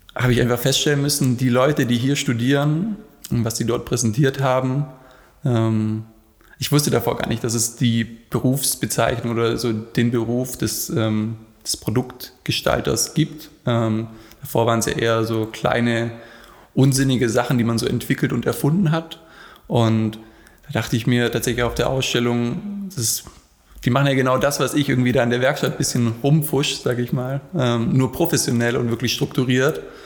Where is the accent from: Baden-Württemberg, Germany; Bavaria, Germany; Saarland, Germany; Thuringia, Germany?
Baden-Württemberg, Germany; Black Forest; moved away; Also, ich komme ursprünglich aus dem Schwarzwald